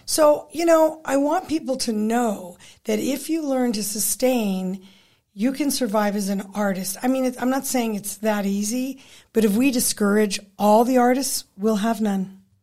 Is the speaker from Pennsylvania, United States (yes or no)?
no; Pueblo, Colorado, United States; moved away as an adult; also born or lived in Fort Collins / Boulder / Halifax / Toronto; I grew up in Pueblo